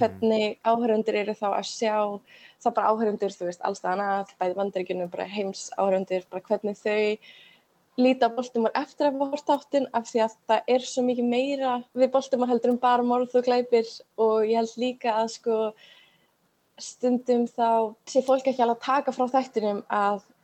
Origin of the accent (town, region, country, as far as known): Iceland; moved away as an adult; also born or lived in Baltimore, United States